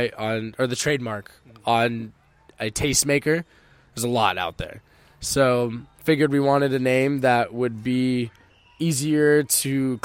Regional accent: Cupertino, California, United States; moved away as an adult; also born or lived in San Jose / Santa Clara; now in Los Angeles, United States; South Bay Area, San Jose, Cupertino is where I spent most of my later years, but I bounced around Santa Clara, San Jose, South Bay

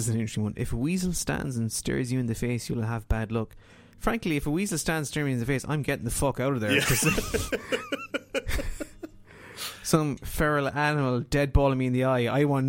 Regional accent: Ireland

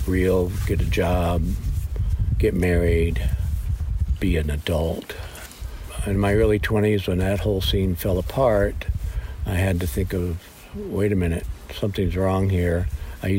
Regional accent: Highland Park, Michigan, United States; moved away; also born or lived in Montana; I was born in Highland Park, Michigan, which sounds very suburban-y and very nice, but actually it's a city within the city of Detroit

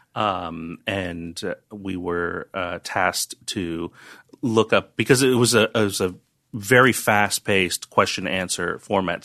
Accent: New York / North Jersey, New Jersey, United States; also born or lived in Chinatown, New York / Bronx, New York / Bergen County, New Jersey / Yonkers, New York; Chinatown for, uh, f, first few years of my life. Then I went to high school in the Bronx. We lived in North Jersey

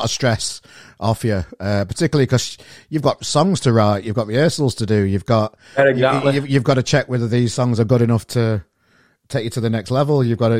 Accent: Sheffield, Yorkshire and the Humber, United Kingdom; also born or lived in Bridlington; my hometown of Sheffield

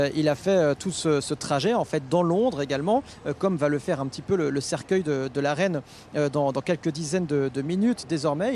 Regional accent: France; nous, en tant que Français

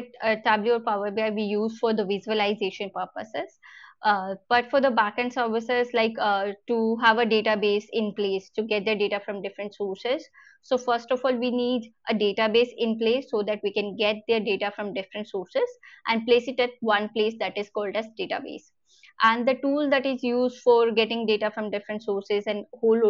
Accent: India; as an Indian company or Indian citizens

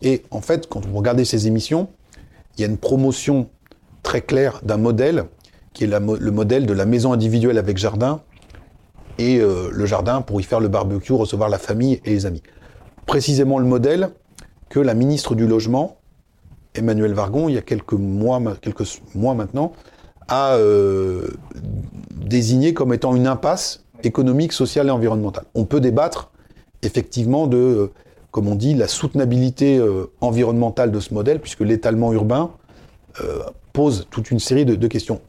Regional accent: Sarthe, Pays de la Loire, France; je suis originaire de la Sarthe

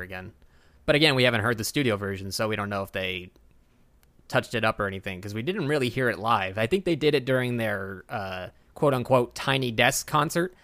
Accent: Texas, United States; I'm Texan

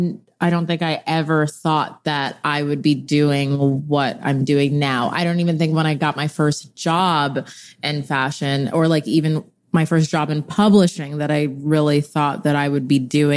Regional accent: Bedford Hills, New York, United States; I'm from Bedford Hills in Westchester, New York. So just an hour outside the city.

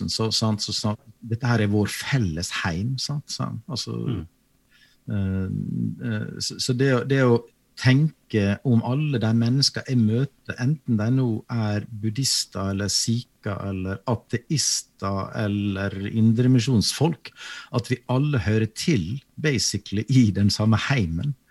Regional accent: Western Norway, Norway; Jeg er jo vestlending sjøl

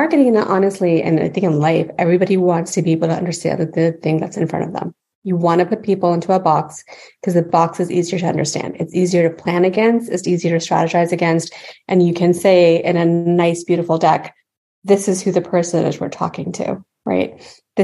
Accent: United States; also born or lived in Pakistan; I came here when I was two.

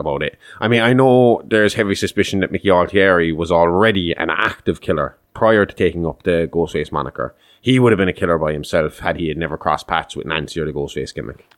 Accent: Kerry, Munster, Ireland; I'm from Kerry

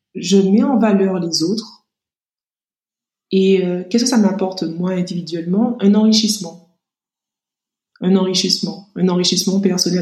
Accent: Martinique; also born or lived in Metropolitan France; now in France; je suis martiniquaise

